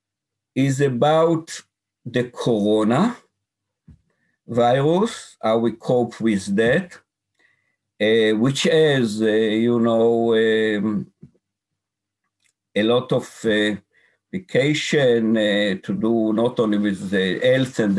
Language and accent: English; Jezreel Valley, Northern District, Israel; I grew up in the Valley of Israel, and later on joined the military.